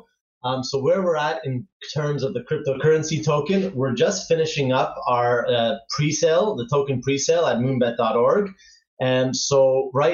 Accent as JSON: {"language": "English", "town": "Toronto", "region": "Ontario", "country": "Canada", "tie": "born or raised there", "moved": "as an adult", "lives_now": "Barcelona, Spain", "said": "I grew up in Canada and from Toronto, so I spent almost 30 years there"}